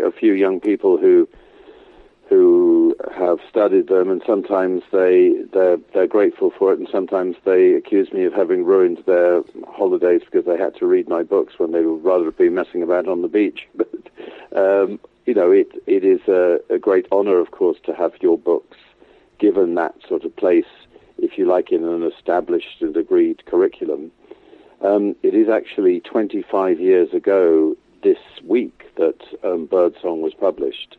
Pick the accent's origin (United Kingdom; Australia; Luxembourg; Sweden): United Kingdom; England; growing up in England